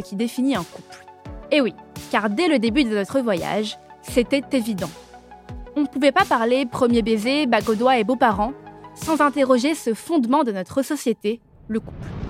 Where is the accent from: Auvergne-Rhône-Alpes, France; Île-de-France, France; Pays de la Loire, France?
Île-de-France, France; Paris; je suis née et j'ai grandi à Paris.